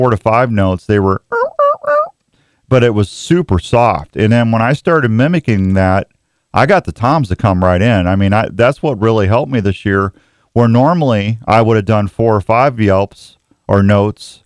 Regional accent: Missouri, United States; moved away as an adult; now in Iowa, United States; I've been an Iowa resident for 20 years this year. So I know growing up in Missouri

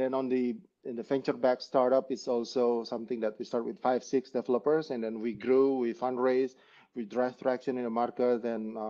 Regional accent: Bali, Indonesia; So I'm Indonesian. Definitely. And I was born and raised in Bali.

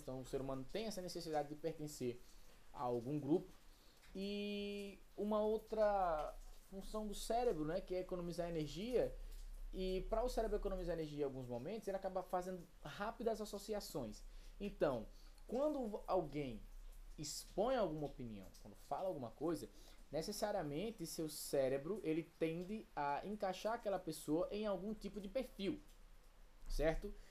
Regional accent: Brazil; eu sou brasileiro, moro no Brasil

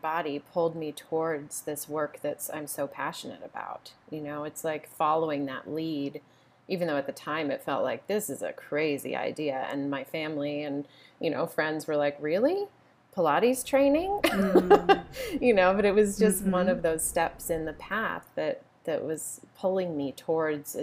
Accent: Boulder, Colorado, United States; I grew up in Boulder

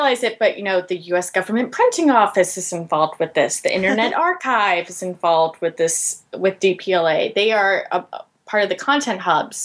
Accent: Georgia, United States; my home state of Georgia

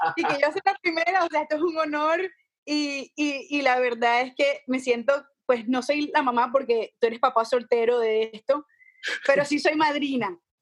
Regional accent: Barranquilla, Atlántico, Colombia; yo crecí en Barranquilla

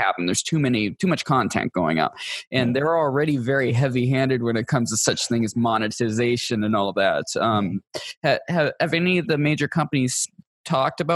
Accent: United States; as an American

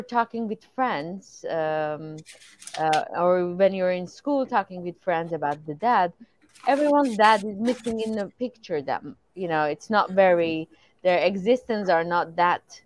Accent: Iran; moved away; I'm coming from Iran, and I think growing up I think it's important to mention that it was wartime. So I was born during the war of Iran and Iraq

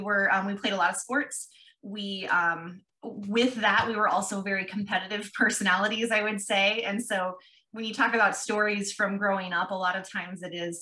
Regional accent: Ralston, Nebraska, United States; also born or lived in Omaha, Nebraska / Papillion, Nebraska; We live here in Papillion, grew up in Ralston, which is where Madison grew up also, and attended high school there

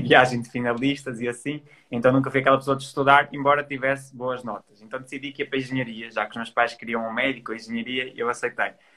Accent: Trás-os-Montes, Norte, Portugal; moved away as an adult; now in Porto, Portugal; eu sou transmontano, nasci em Trás Montes e com 18 anos decidi vir estudar para o Porto, que é onde eu estou

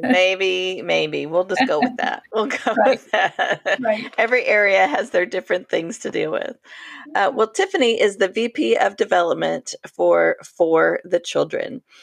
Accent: Colorado, United States; now in Oklahoma, United States; I grew up literally in the mountains in Colorado

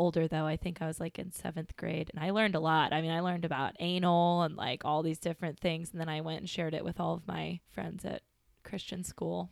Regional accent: Bay Area, California, United States; where I grew up in the Bay Area

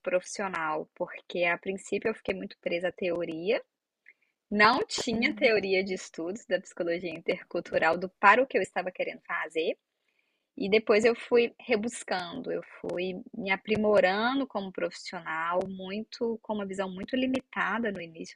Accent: Minas Gerais, Brazil; moved away as an adult; also born or lived in Santa Catarina; eu sou de Minas Gerais, eu fui para Santa Catarina

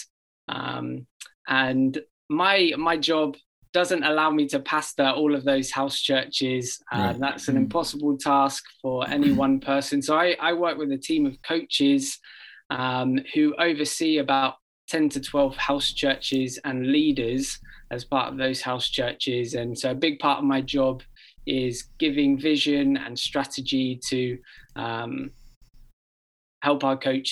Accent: England, United Kingdom; now in Oregon, United States; I grew up in England and often mistaken for an Australian

